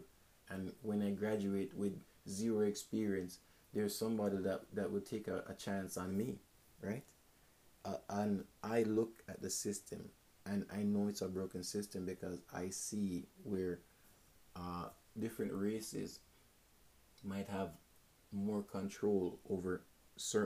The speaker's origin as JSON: {"language": "English", "country": "Jamaica", "moved": "yes", "said": "I'm Jamaican"}